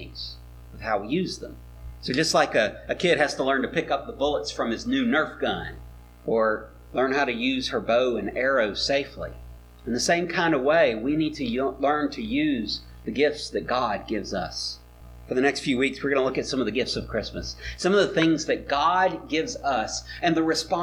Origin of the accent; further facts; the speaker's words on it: Mobile, Alabama, United States; I was growing up in Mobile. I was a middle schooler